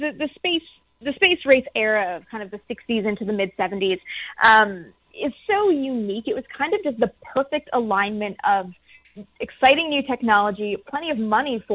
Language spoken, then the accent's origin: English; Canada